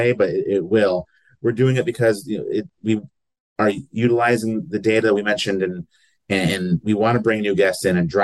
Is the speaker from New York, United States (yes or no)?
yes; New York, United States; also born or lived in the South and Southeast (US); now in Lexington, United States; I'm originally from New York, but I've lived in the South and Southeast for a good chunk of my life.